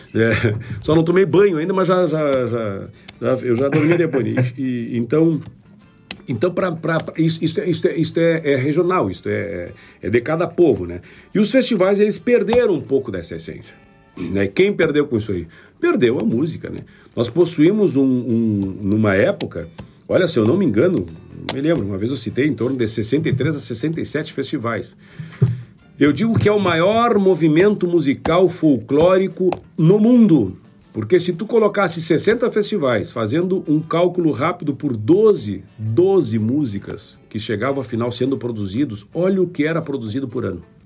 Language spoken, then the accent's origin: Portuguese; Rio Grande do Sul, Brazil; moved away; eu venho da região da fronteira.